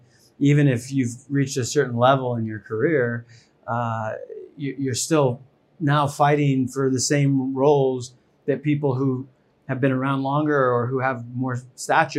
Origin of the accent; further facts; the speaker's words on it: New York City, New York, United States; I grew up in New York City